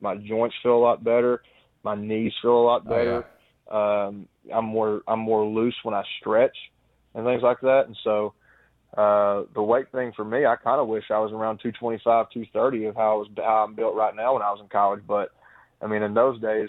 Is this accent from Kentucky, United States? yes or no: yes; Kentucky, United States; I'm from Kentucky, so I've always rooted for every SEC team